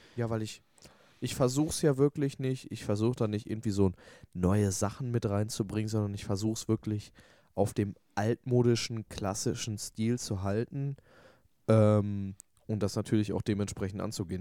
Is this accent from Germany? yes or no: yes; Hamm, North Rhine-Westphalia, Germany